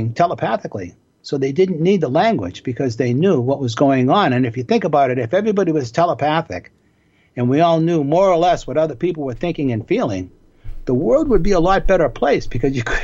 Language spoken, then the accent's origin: English; Boston, Massachusetts, United States; I grew up in Boston in the neighborhood of Dorchester